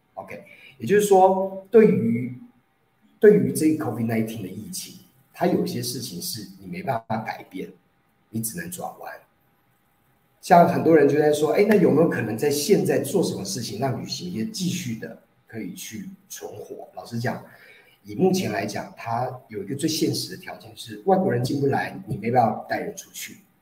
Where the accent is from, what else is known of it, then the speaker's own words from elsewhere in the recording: Taiwan; 我们在台湾疫情没有那么严重